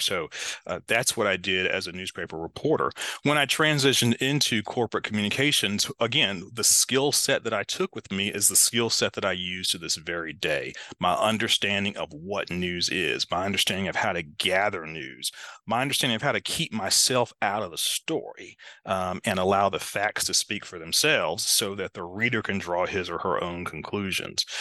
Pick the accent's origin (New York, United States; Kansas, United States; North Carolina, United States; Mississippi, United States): North Carolina, United States; Greensboro; I found right here in my hometown this wonderful P H D program in leadership studies at North Carolina A and T State University